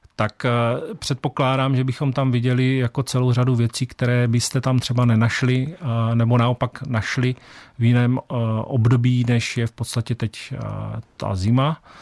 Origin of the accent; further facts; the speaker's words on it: Olomouc, Olomouc Region, Czechia; A já jsem v podstatě rodilý Hanák z Olomouce